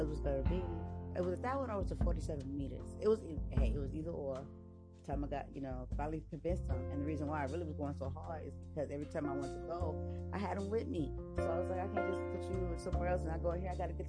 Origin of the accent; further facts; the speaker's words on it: San Diego, California, United States; So I'm from the West Coast, so I'm living right here, lovely California, West Coast, okay, from San Diego